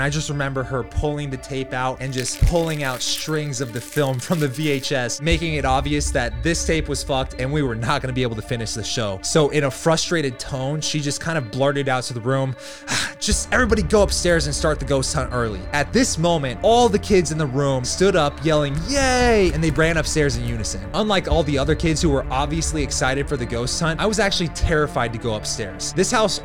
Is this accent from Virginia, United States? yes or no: no; Leavenworth, Kansas, United States; It's called Leavenworth, Kansas, and it also happens to be my hometown